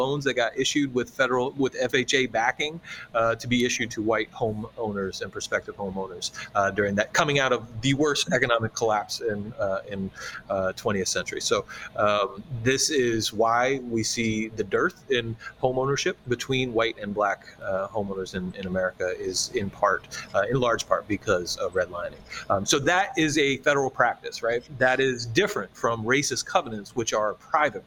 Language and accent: English; Charlottesville, Virginia, United States; my hometown of Charlottesville, Virginia